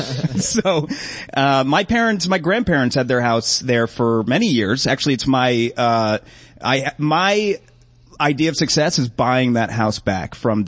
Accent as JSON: {"language": "English", "region": "Massachusetts", "country": "United States", "tie": "born or raised there", "also_born_or_lived": "Los Angeles", "said": "No, I'm a here native. I'm from Massachusetts."}